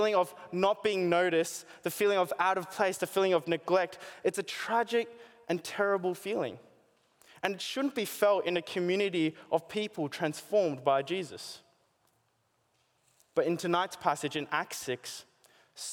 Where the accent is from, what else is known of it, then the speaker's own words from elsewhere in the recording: Australia; growing up here as an Asian born in Australia